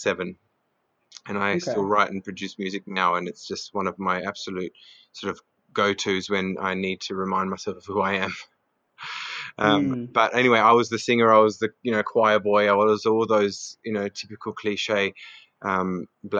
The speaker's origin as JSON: {"language": "English", "town": "Adelaide", "region": "South Australia", "country": "Australia", "tie": "born or raised there", "said": "I was born in Adelaide. I'm of Greek heritage. I've got a brother, and I grew up in the foothills of Adelaide"}